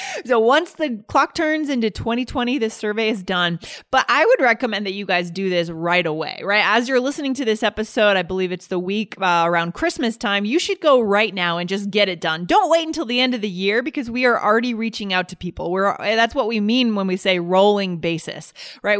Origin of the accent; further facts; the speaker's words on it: New England, United States; now in Western United States; I grew up in New England